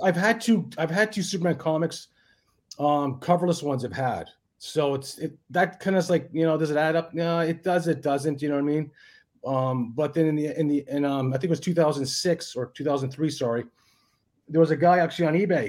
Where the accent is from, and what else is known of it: Thunder Bay, Ontario, Canada; born or raised there; moved away as an adult; now in Australia